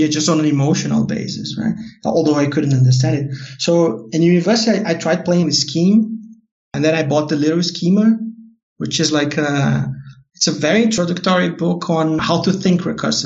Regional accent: Porto Alegre, Rio Grande do Sul, Brazil; English is a second language; I'm from Porto Alegre

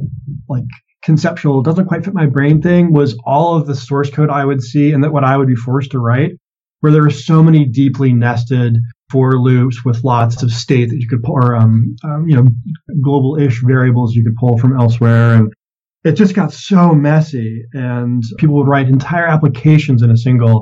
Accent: Maine, United States; moved away; also born or lived in California / Massachusetts / Tennessee / Maryland; I was born in California, but did a lot of my growing up in Maine.

